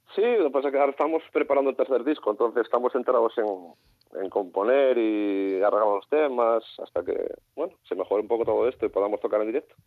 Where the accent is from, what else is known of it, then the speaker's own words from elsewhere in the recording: Gijón, Asturias, Spain; yo de Gijón